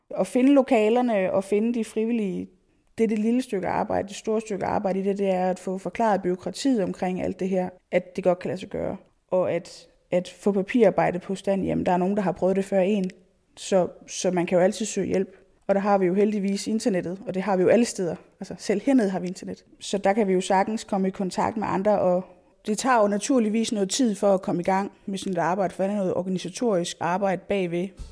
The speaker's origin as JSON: {"language": "Danish", "town": "Nakskov", "region": "Zealand", "country": "Denmark", "tie": "born or raised there", "also_born_or_lived": "Odense", "said": "jeg er jo født og opvokset hernede. Født i Nakskov og har boet i lokalområdet altid"}